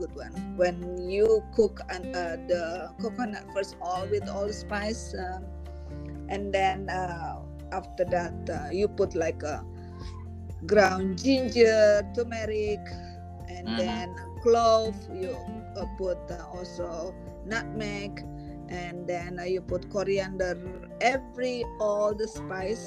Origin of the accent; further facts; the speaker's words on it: West Sumatra, Indonesia; now in Canada; I'm from Sumatra Barat.